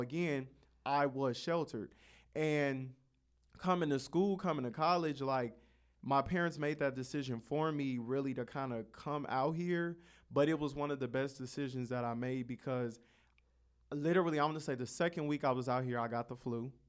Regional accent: Carson, California, United States; I grew up in Carson, the city right next to Compton.

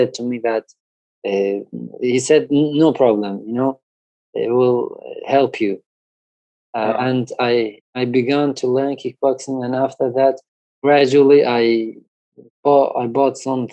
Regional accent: Iran; I'm from Iran

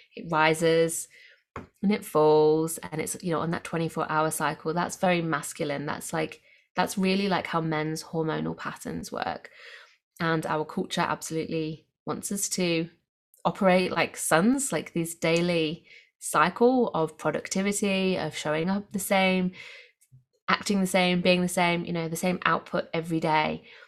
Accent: England, United Kingdom; now in Australia; I grew up in England where we have for very clear, distinctive seasons

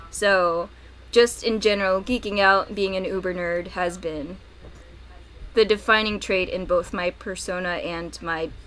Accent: Virginia, United States; also born or lived in Florida, United States / Peru; I was a little purposefully vague because I guess my hometown is Southern Virginia, but I'm also from Florida and Peru.

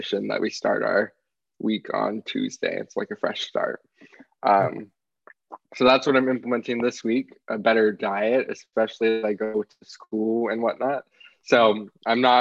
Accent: Texas, United States; I am from Texas in the United States

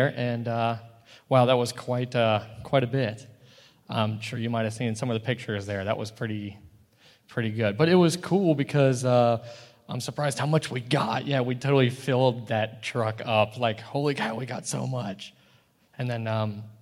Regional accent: Indiana, United States; moved away as an adult; when I grew up actually in Indiana

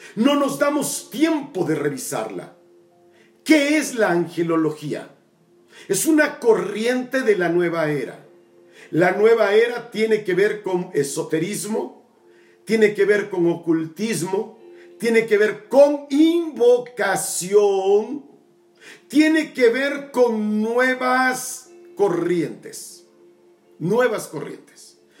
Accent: Tabasco, Mexico; mi tierra Tabasco, mi querido Macuspana

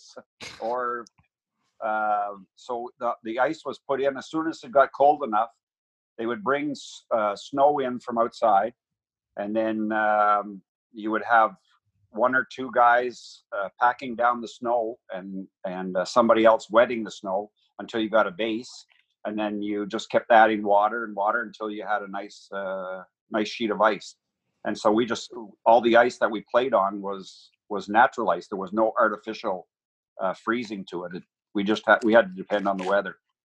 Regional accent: Marbleville, Ontario, Canada; also born or lived in Winchester, Ontario; I was born in a little place called Marbleville, Ontario

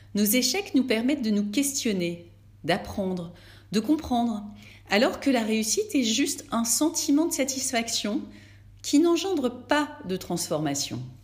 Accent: France; chez nous, en France

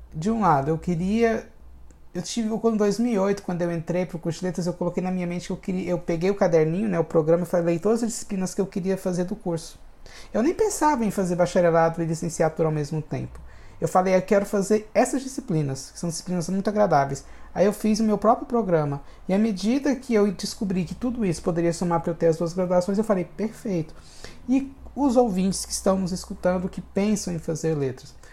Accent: Hidrolândia, Goiás, Brazil; Eu nasci em Goiás, sou goiano de nascimento e fui criado em Hidrolândia, que é uma cidade. Minha primeira infância foi em Hidrolândia

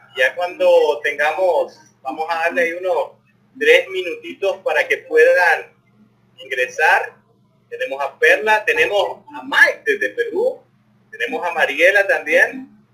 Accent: León, Nicaragua; los que somos de la ciudad de León

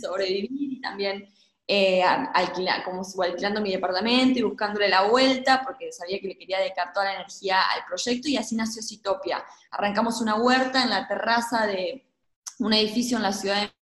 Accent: Gualeguaychú, Entre Ríos, Argentina; moved away as an adult; also born or lived in Mexico; yo nací en Gualeguaychú y crecí y, toda mi vida ha sido en ciudades

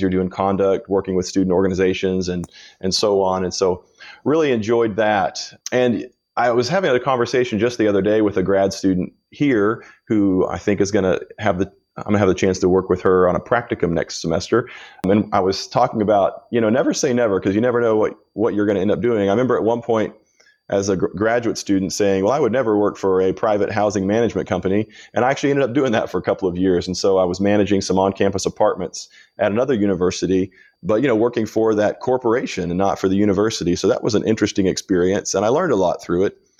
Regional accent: Kansas, United States; I grew up in Kansas

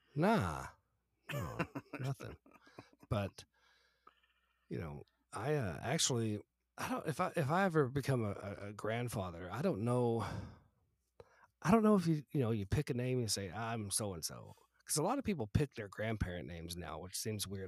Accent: the South, United States; moved away; I grew up in the South

